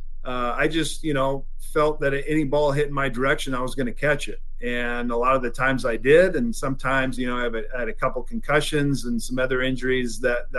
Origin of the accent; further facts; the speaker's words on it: Washington, United States; we're opening up in Seattle at Safeco, obviously my home state